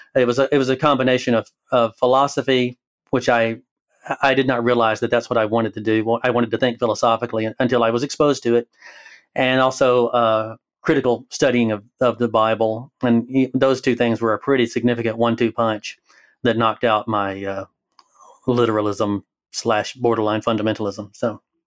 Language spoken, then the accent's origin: English; Alabama, United States; moved away as an adult; now in Oregon, United States; I live in Oregon, but I am from Alabama, so the accent